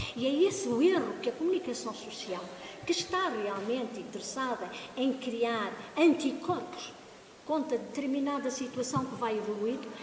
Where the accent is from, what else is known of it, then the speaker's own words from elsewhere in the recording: Angola; now in Portugal; eu também sou natural de Angola